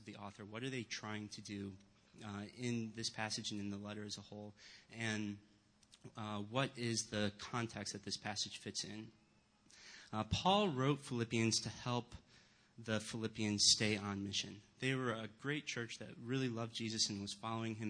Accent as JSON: {"language": "English", "town": "Rochester", "region": "New York", "country": "United States", "tie": "born or raised there", "moved": "yes", "said": "I grew up not in the Chicago area, but in Rochester, New York."}